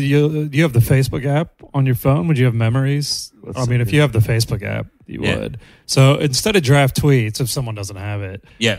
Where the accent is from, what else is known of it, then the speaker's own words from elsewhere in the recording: United States; moved away; everyone I grew up with in the States